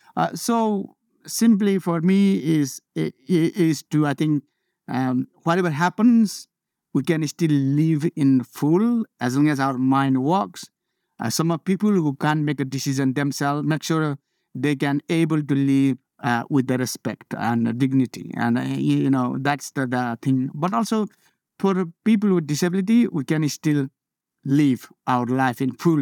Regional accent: Nepal; moved away as an adult; I was born in Nepal

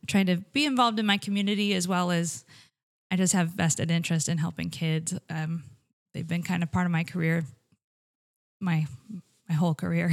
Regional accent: Iowa, United States; moved away as an adult; I grew up in Iowa, born and raised.

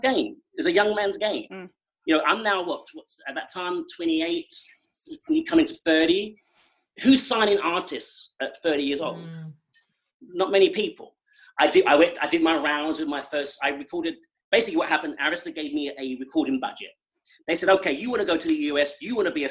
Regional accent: England, United Kingdom; now in United States; I have lived more years of my life here than I did in England

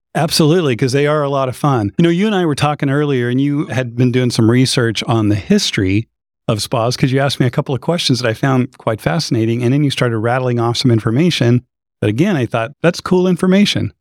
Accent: Idaho, United States; I grew up in Idaho

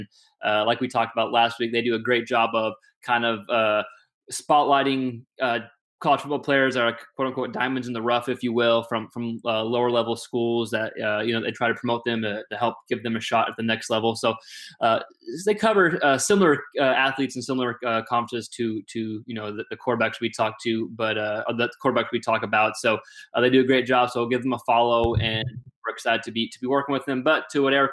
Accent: Houston, Texas, United States; growing up in Houston

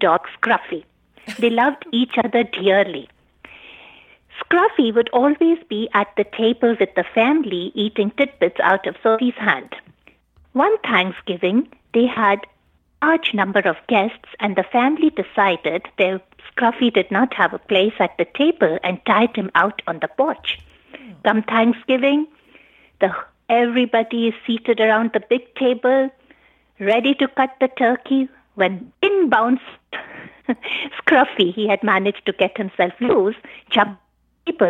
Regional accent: India; moved away as an adult; now in United States; I was born in India. I did my medical school and MD from India

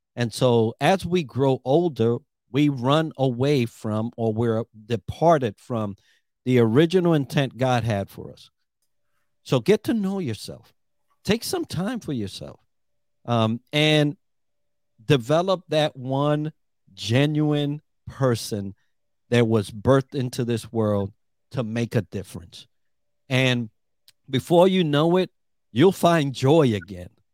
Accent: New York, United States; moved away as an adult; also born or lived in Puerto Rico; now in Orlando, United States; I'm Puerto Rican, from the island, and grew up in New York

